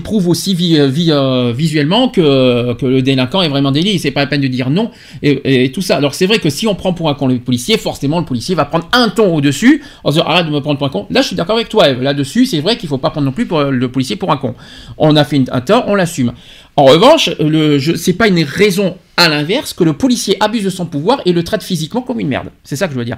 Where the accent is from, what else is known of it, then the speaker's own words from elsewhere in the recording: France; chez nous en France